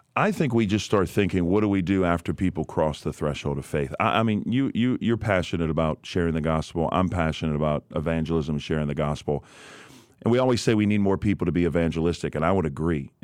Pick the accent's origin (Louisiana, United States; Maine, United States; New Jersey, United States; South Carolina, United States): Louisiana, United States; New Orleans; born and raised in New Orleans, Louisiana